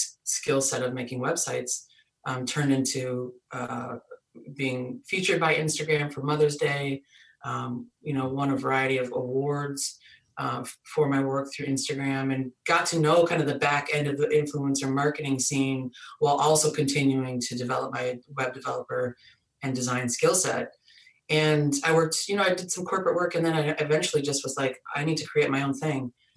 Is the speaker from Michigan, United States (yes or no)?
yes; Michigan, United States; moved away as an adult; now in Boston, United States; I was born and raised in Michigan